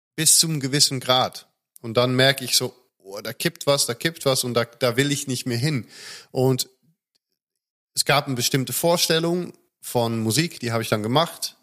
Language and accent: German; Netherlands; now in Germany; als Holländer